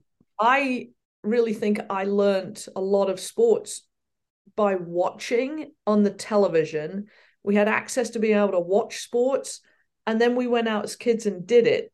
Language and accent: English; Reading, South East England, United Kingdom; moved away as an adult; also born or lived in Ferndown, Dorset; now in United States; I was born in Reading in Berkshire, and, uh, I lived there until, uh, we were nine, or I was nine